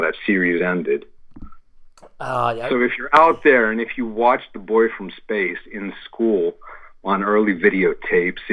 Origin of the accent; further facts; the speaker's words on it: Pittsburgh, Pennsylvania, United States; my hometown, Pittsburgh, which is a famous steel town